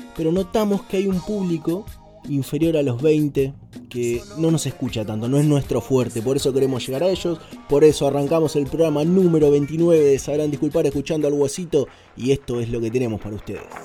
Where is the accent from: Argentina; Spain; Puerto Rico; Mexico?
Argentina; nos tenemos que hacer respetar como argentinos